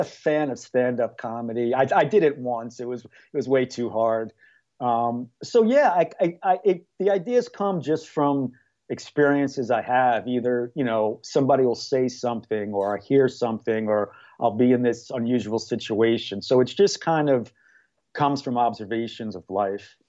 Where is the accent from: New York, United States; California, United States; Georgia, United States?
New York, United States; moved away as an adult; now in Mayfield Heights, United States; I'm from New York originally, but I moved here in two thousand five